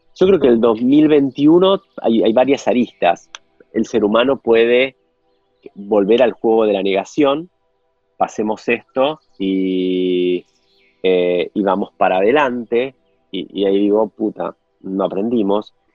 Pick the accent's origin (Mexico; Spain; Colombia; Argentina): Argentina; como argentino